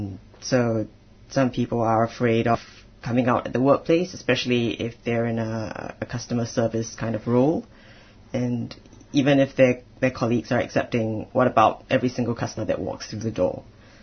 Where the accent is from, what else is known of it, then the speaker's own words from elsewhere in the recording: Singapore; so I'm originally from Singapore. I'm ethnically Chinese.